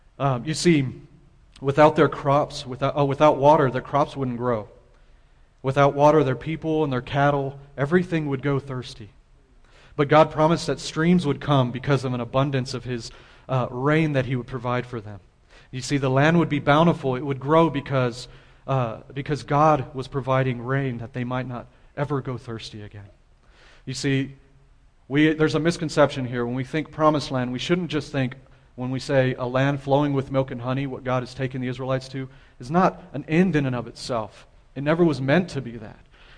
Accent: San Antonio, Texas, United States; now in El Paso, United States; We come from San Antonio, and there's lots of trees. We have a river that runs through our city, and now I'm an El Pasoan.

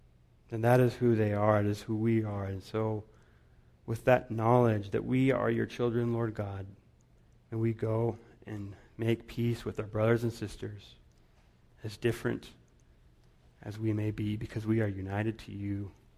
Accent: Guatemala; I remember when I was growing up in Guatemala

